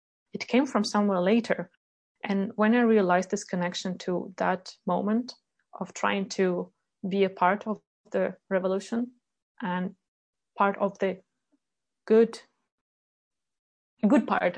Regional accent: Ukraine; now in Sweden; Because colleagues were coming to me, those who knew that I'm from Ukraine, they were coming to me like, hey, …, what's going on?

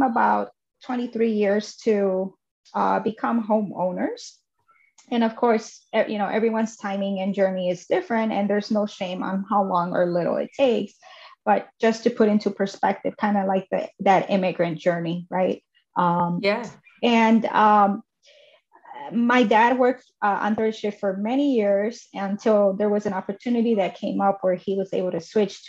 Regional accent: Chicago, Illinois, United States; also born or lived in Mexico; I was raised in Chicago until I was 8 years old, and then we moved to a suburb of Chicago

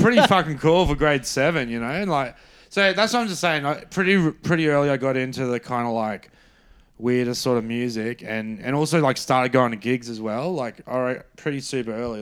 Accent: Brisbane, Queensland, Australia; I'm from Brisbane, so a big part of growing up was rugby league

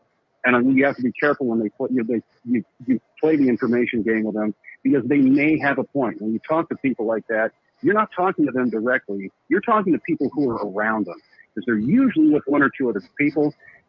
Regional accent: Fresno, California, United States; Brothers and sisters … from Fresno, and I'm calling from Minneapolis right now.

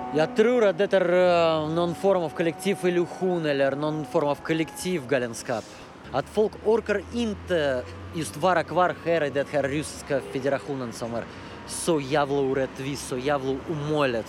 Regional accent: Russia; Swedish is a second language; moved away as an adult; now in Sweden; i det här landet, i Ryssland, i min hemland

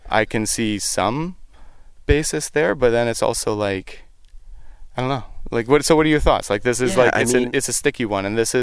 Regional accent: Surrey, British Columbia, Canada; I'm from Surrey, BC

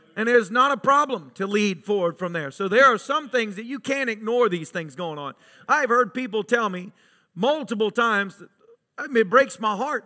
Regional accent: Tennessee, United States; growing up in Tennessee, good old boys, rednecks, whatever you want to call us

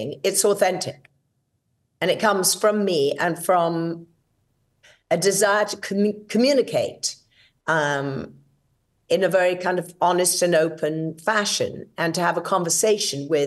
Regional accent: England, United Kingdom; moved away as an adult; now in United States; as you can hear, I'm British. I was born and raised in England

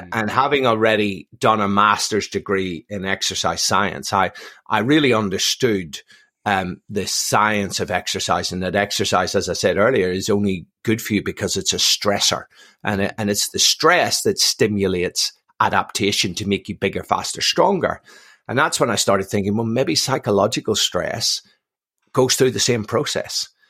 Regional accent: Belfast, Northern Ireland, United Kingdom; born and raised in Belfast, um, um, from a mixed marriage

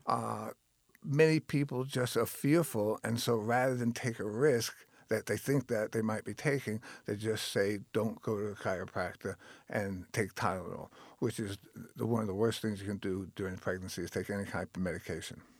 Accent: Long Island, New York, United States; moved away as an adult; also born or lived in Tennessee / California; I grew up on Long Island, New York

